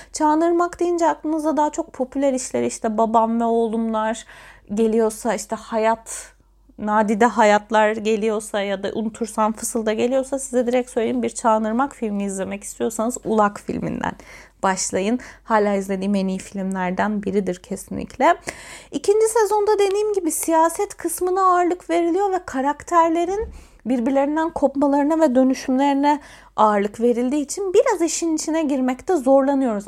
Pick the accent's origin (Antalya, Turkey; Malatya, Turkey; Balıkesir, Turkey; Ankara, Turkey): Antalya, Turkey; ben bir Antalyalıyım.